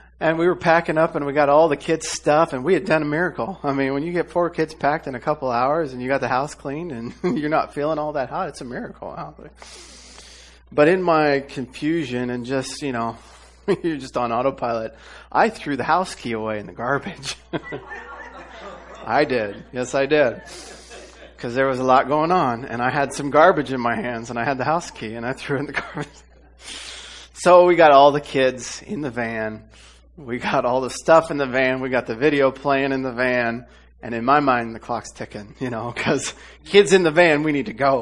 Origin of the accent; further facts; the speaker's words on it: Iowa, United States; moved away; I'm from Iowa